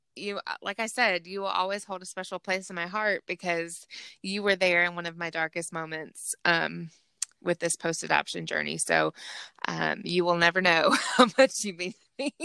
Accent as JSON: {"language": "English", "region": "Georgia", "country": "United States", "accent": "Southern", "said": "I'm from Georgia"}